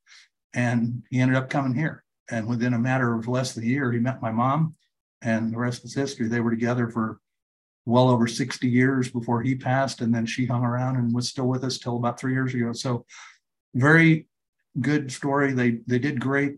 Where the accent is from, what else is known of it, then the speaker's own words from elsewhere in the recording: Sacramento, California, United States; also born or lived in Elk Grove, California; I grew up in South Sacramento